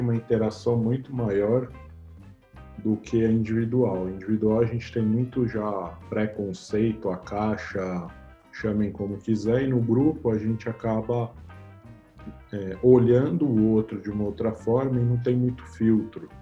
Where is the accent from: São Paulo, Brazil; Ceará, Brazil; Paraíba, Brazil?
São Paulo, Brazil; Eu nasci em São Paulo, capital, na Avenida Paulista, num hospital chamado Santa Catarina.